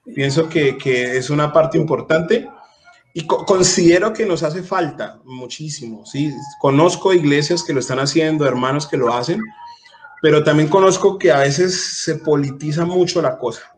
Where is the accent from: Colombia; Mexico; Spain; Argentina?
Colombia; en mi país, en Colombia